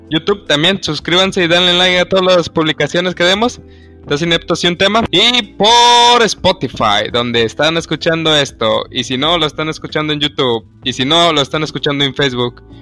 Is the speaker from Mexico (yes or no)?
yes; Mexico; also born or lived in Nuevo León; toco madera como buen mexicano.